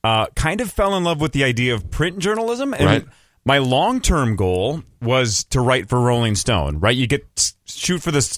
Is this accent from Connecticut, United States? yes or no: no; Chisago City, Minnesota, United States; born or raised there